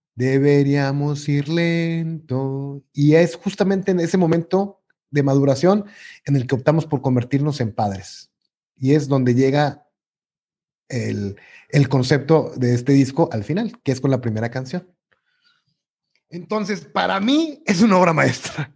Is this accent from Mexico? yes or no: yes; Mexico; uno como mexicano